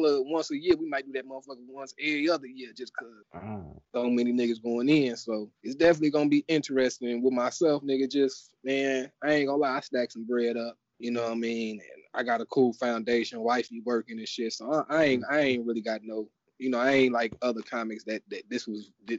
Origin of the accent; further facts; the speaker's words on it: Austin, Texas, United States; Now I'm from Austin, so knowing everybody walking in that motherfucker.